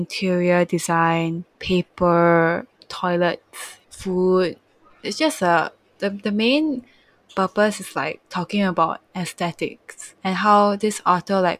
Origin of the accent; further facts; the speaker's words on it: Malaysia; I'm from Malaysia